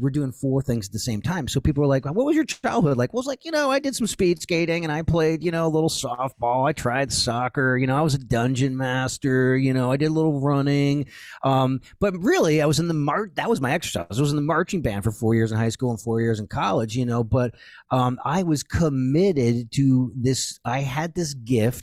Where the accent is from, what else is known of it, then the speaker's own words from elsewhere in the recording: New England, United States; also born or lived in Dallas; now in Nashville, United States; I'm from New England, super high energy